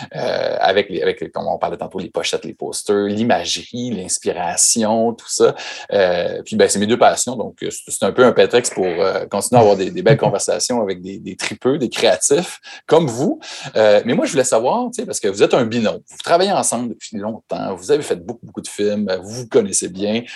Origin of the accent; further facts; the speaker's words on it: Chicoutimi, Quebec, Canada; mon bled perdu au, Québec, Chicoutimi, qui est à 5 heures de route de, Montréal